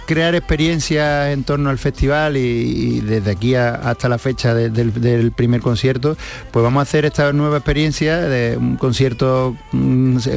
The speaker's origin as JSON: {"language": "Spanish", "town": "Seville", "region": "Andalusia", "country": "Spain", "said": "como sevillano por, intentar poner mi granito de arena y hacer algo por Sevilla"}